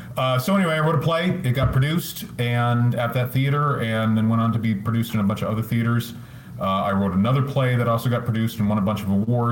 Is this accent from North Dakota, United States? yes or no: no; Iowa, United States; moved away as an adult; also born or lived in Los Angeles; I grew up in Iowa, but the joke that I use all the time is I got out as soon as I was sure my parents couldn't send a sheriff to bring me back. I moved to LA.